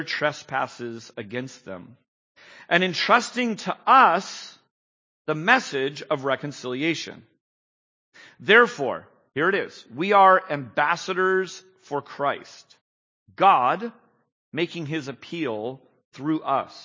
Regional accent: San Jose, California, United States; I was born and bred in San Jose, so I just live and breathe the air of Silicon Valley

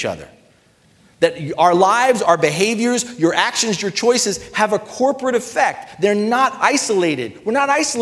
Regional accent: United States; being an American

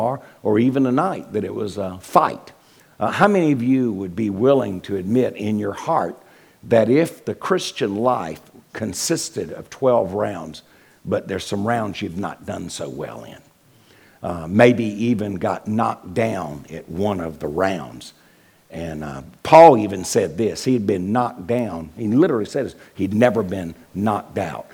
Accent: Wilmington, North Carolina, United States; now in northwest of Atlanta, United States; I'm from Wilmington, North Carolina

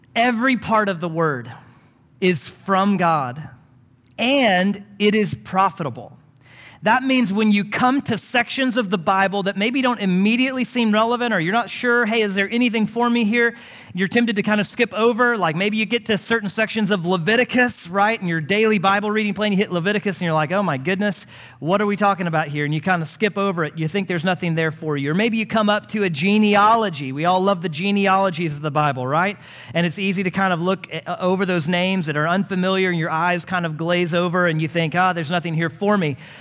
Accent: Houston, Texas, United States; moved away as an adult; now in Longview, United States; growing up in Houston

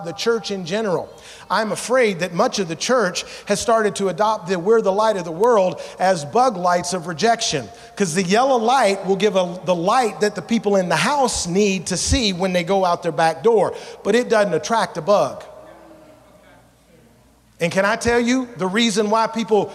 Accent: Memphis, Tennessee, United States; moved away as an adult; also born or lived in Savannah, Georgia; now in Alaska, United States; I moved to Memphis, Tennessee when I was 5. And when we left to come to Alaska in 1998, we left from Memphis to come to Alaska

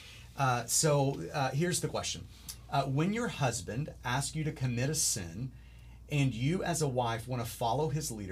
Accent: United States; as an American

